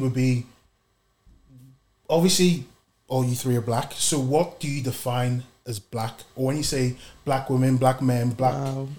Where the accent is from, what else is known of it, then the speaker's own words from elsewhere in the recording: Belfast, Northern Ireland, United Kingdom; also born or lived in Nigeria; I grew up in Belfast, Northern Ireland. And so when I moved to Belfast, 95, so I was born in Nigeria. I moved to Belfast.